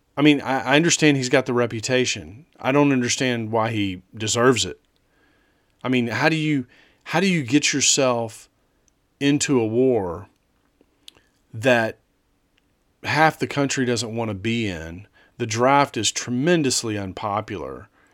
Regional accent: United States; growing up in the United States

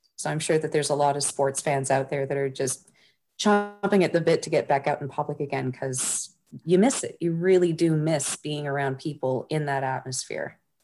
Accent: Toronto, Ontario, Canada; growing up in Toronto

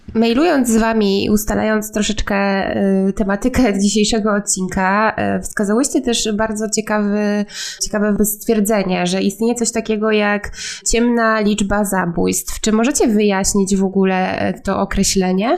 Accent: Gdańsk, Pomeranian Voivodeship, Poland; ja pochodzę z Gdańska i mieszkam w Gdańsku przez całe życie

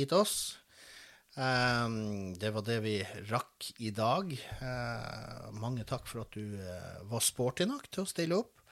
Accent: Båtsfjord, Finnmark, Norway; jeg vokste opp i Båtsfjord

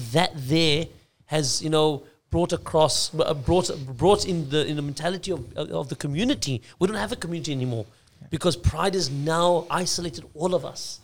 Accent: Australia; being Australian born, Aussie born

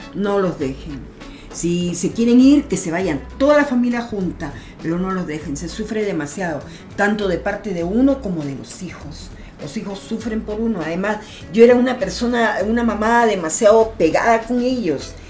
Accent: Peru; moved away as an adult; also born or lived in Santiago, Chile; mi forma de hablar era pues notoria, que yo soy peruana

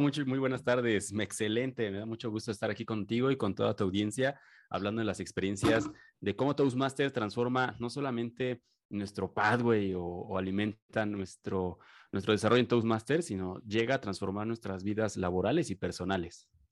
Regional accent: Mexico

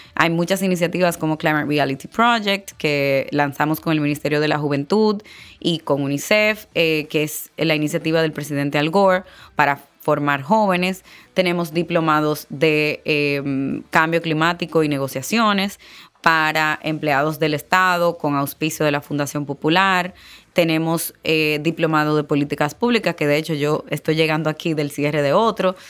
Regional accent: Dominican Republic; soy dominicana

